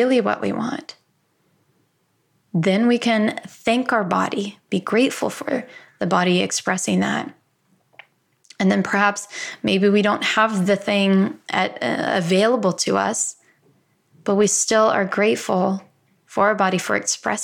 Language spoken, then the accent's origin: English; Midwest, United States; I'm from the Midwest